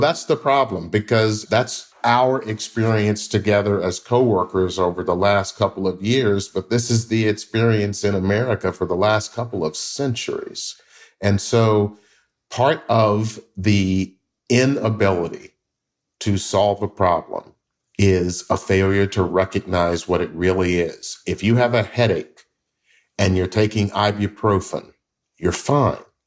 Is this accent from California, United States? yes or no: no; Memphis, Tennessee, United States; I grew up in Memphis, Tennessee